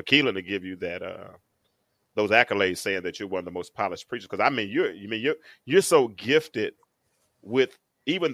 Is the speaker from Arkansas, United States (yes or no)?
yes; North Little Rock, Arkansas, United States; now in Atlanta, United States; I'm from North Little Rock